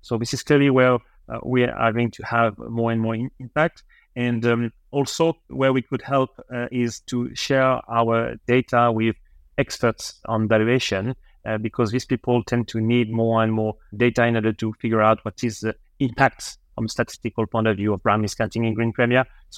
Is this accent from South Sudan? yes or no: no; France; accent: French; English is a second language; my French accent.